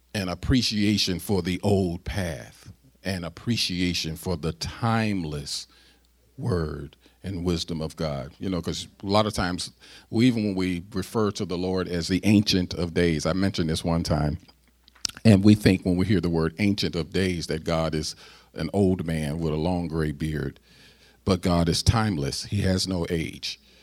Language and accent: English; United States; I'm an American and I'm black and I'm an American